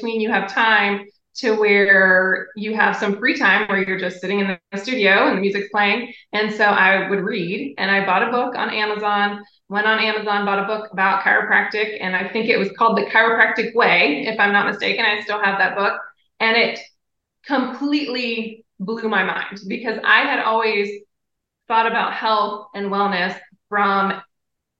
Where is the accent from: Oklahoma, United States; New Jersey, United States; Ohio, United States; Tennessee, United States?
Ohio, United States; I grew up in Ohio